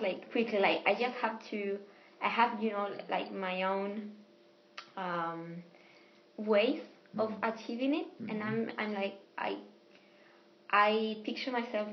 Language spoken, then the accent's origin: English; Jerez de la Frontera, Andalusia, Spain; English is a second language; also born or lived in Bristol; I'm from Spain. Mm-hmm. But I come from the south, from a place called Jerez de la Frontera, which is in the province of Cádiz, which belongs to Andalusia